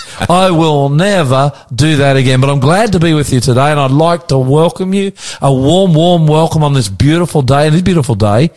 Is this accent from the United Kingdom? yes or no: no; Australia; I'm the …, coming to you from our studios in Northwest Sydney on a beautiful, glorious day.